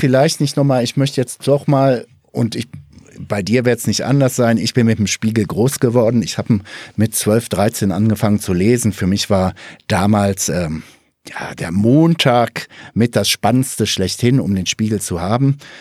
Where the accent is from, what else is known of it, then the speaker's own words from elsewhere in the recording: Ruhr area, North Rhine-Westphalia, Germany; moved away; komme ich ja auch ursprünglich aus dem Ruhrgebiet